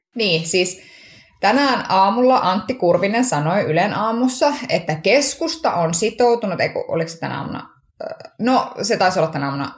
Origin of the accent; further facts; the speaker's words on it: Kuopio, North Savo, Finland; kotikaupungissani Kuopiossa